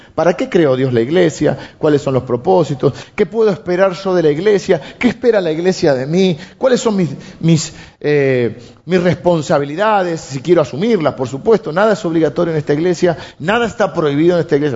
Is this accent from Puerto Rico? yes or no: no; Argentina; tenemos los argentinos